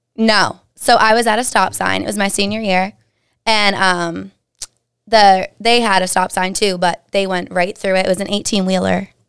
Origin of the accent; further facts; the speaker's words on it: Dudley, Massachusetts, United States; originally I'm from Dudley, Mass. Super small town, Central Mass-ish. Um, went to a super small high school